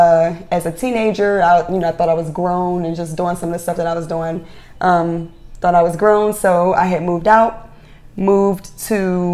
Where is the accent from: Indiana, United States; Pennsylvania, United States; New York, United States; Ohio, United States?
Pennsylvania, United States; Philadelphia; moved away as an adult; I was born in North Philadelphia. Actually, Germantown. Born in Germantown at Germantown Hospital, which no longer exists. And then I was raised in West Philadelphia. We were a Muslim background family.